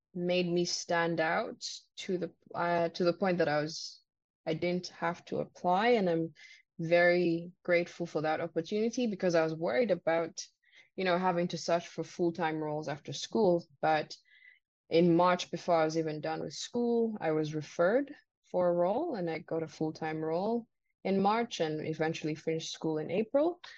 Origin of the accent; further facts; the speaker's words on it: Uganda; moved away as an adult; also born or lived in Vancouver, Canada / Victoria, Canada; now in Canada; I came on my own from Uganda um, 2016 in um, August